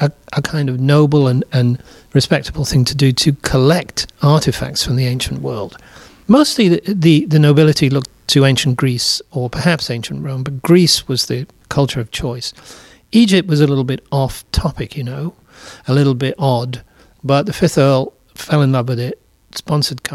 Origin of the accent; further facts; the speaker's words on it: England, United Kingdom; I grew up in England